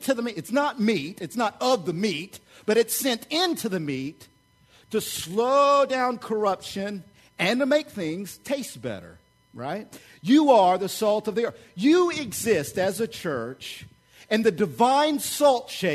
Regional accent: Oklahoma, United States; I grew up in Oklahoma

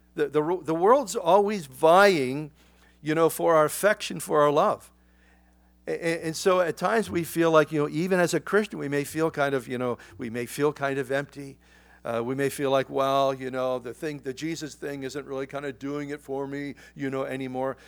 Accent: United States; as an American

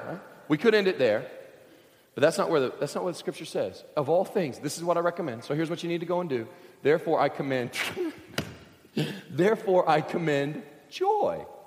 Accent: Kentucky, United States; I grew up in Kentucky, surrounded on three sides by crop fields.

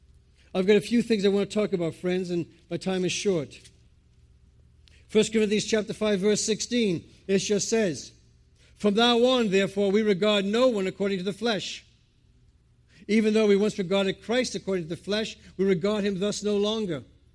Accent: Providence, Rhode Island, United States; accent: New England; moved away as an adult; now in England, United Kingdom; I'm from the States, by the way. I went from a New England accent to an Old England accent. I'm from Providence, Rhode Island, but I've lived in England now for about 22 years.

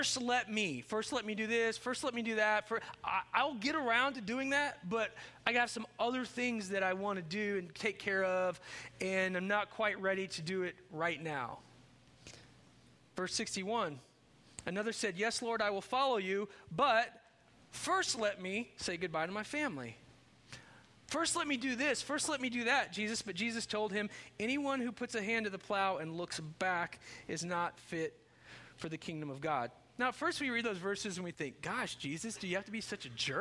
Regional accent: Chandler, Indiana, United States; when I grew up in Chandler, Indiana

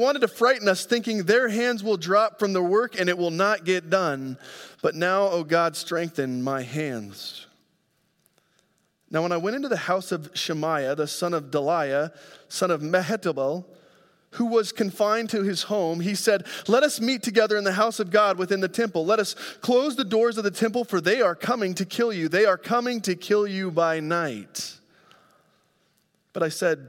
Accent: Grand Junction, Colorado, United States; moved away; I go home back to my hometown of Grand Junction, Colorado

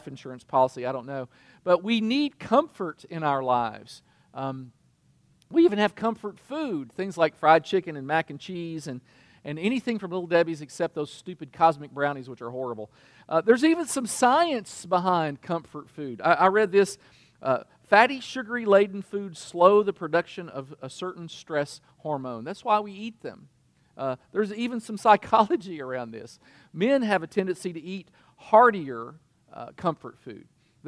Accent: Kentucky, United States; I'm from Kentucky

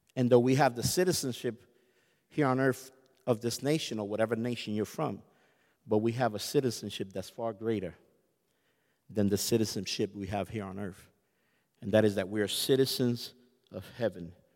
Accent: United States; I'm American

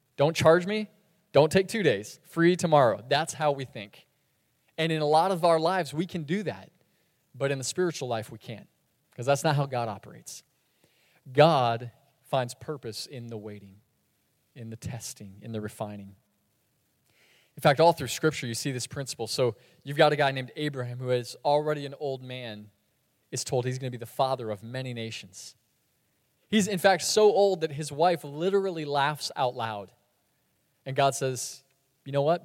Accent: Sebring, Florida, United States; moved away; moving into my dad's house in my hometown, which is Sebring, Florida

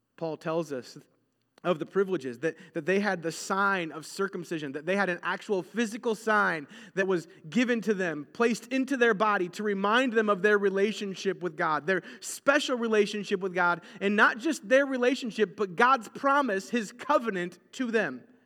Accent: United States; we are very American in our mindsets

